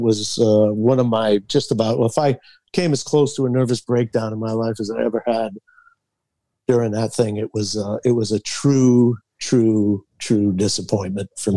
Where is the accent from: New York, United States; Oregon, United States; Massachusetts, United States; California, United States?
Massachusetts, United States; we grew up in Massachusetts